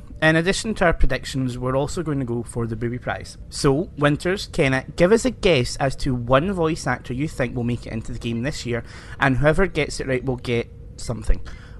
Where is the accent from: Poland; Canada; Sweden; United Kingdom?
United Kingdom; Scotland; me being Scottish